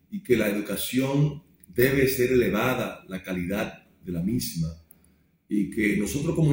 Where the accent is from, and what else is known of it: Dominican Republic